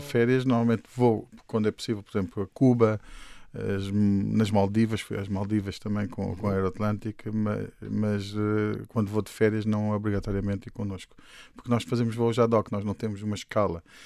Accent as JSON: {"language": "Portuguese", "town": "Luanda", "region": "Luanda Province", "country": "Angola", "tie": "born or raised there", "moved": "as an adult", "lives_now": "Portugal", "said": "Eu nasci em Luanda e quando fiz 18 anos vim para, para Portugal"}